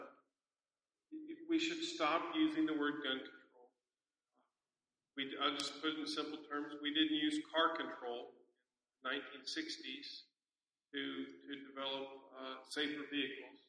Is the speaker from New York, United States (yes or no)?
no; San Antonio, Texas, United States; I'm from San Antonio, Texas.